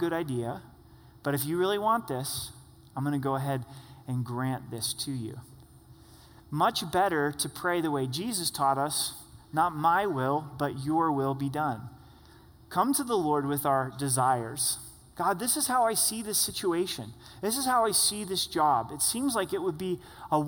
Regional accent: southern Oregon, United States; I grew up in a small town in southern Oregon

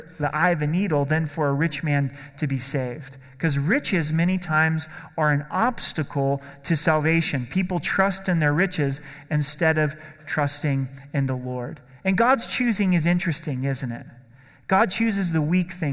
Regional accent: Oregon, United States; In my home state of Oregon

